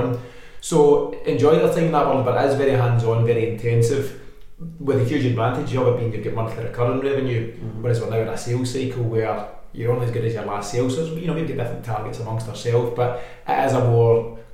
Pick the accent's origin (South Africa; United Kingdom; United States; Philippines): United Kingdom; Bothwell, Scotland; we're from Bothell